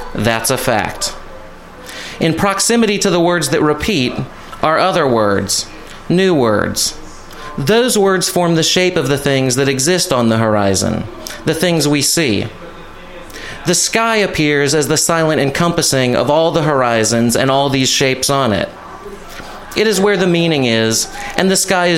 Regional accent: Columbia, South Carolina, United States; I grew up in Columbia, South Carolina, but my friends and I call it Cola Town

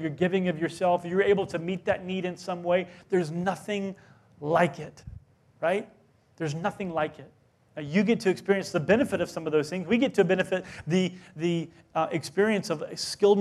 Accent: South Carolina, United States; moved away; I grew up in South Carolina

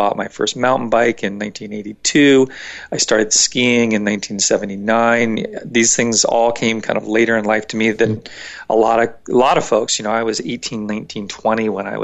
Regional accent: Northern Virginia, United States; I grew up in Northern Virginia

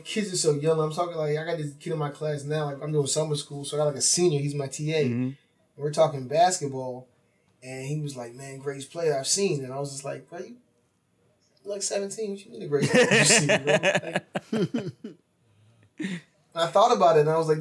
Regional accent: New Jersey, United States; also born or lived in Washington, D.C.; Remy and I come from Jersey

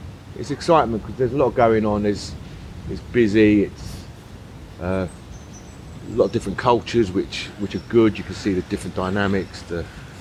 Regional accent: London, United Kingdom; also born or lived in Woodbridge, Suffolk / Deptford, London; I grew up in the East End. I grew up in Poplar, between Limehouse and Poplar. They were my formative years, from 2 all the way up to 20.

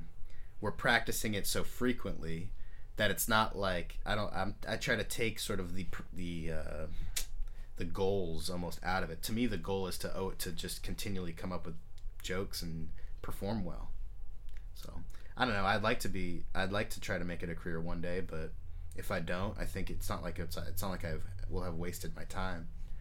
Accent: Alameda, California, United States; born or raised there

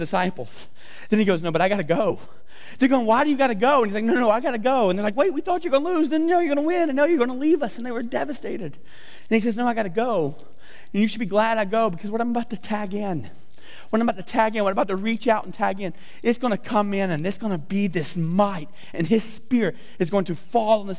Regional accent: the South, United States; I'm from the South, so a little redneck, talk funny.

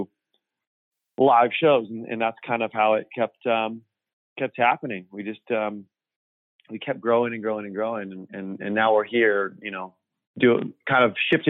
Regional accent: Orange County, California, United States; I grew up in Orange County

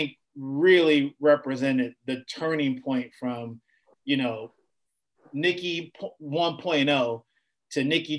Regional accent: Chicago, Illinois, United States; I was a young guy growing up on the South Side of Chicago

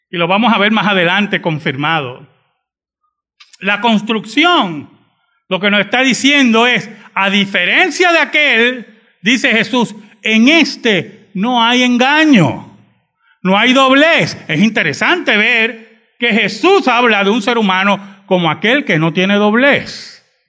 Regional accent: Bayamón, Puerto Rico; also born or lived in San Juan, Puerto Rico; mi gran parte de mi vida me crié en Bayamón, no lo voy a negar. Pero nunca se olviden que yo soy de San Juan

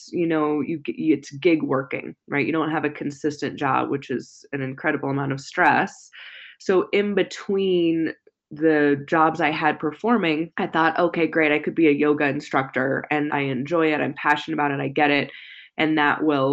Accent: San Jose, California, United States; I grew up in Silicon Valley area in California

